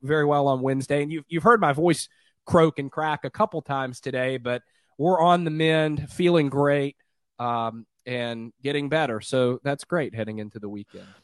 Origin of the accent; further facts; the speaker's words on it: Columbia, Tennessee, United States; now in Nashville, United States; I grew up in Columbia, and so, like, my healthcare folks are, are down there